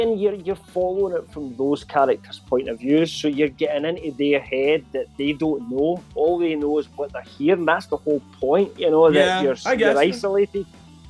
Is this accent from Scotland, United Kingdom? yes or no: yes; Scotland, United Kingdom; being Scottish